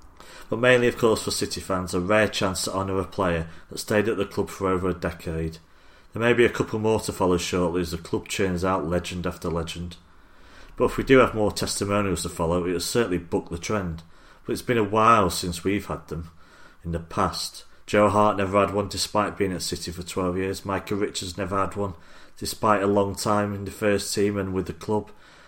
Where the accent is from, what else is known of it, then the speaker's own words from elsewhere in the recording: Manchester, North West England, United Kingdom; thank you for everything you've done for City and for my hometown.